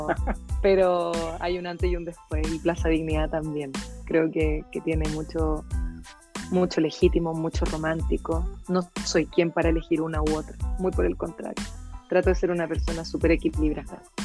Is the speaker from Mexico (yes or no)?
no; Puente Alto, Santiago Metropolitan Region, Chile; Yo crecí en San Carlos, en la Leyton